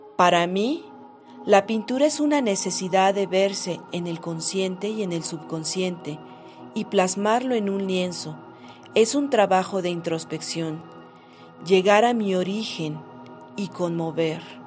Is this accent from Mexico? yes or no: yes; Mexico City, Mexico; Nací en la Ciudad de México y mi oficio es pintar